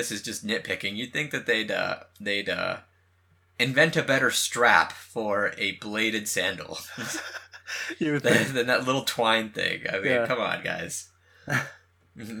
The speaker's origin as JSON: {"language": "English", "region": "West Coast", "country": "United States", "also_born_or_lived": "San Jose", "said": "We're from the West Coast, me and you"}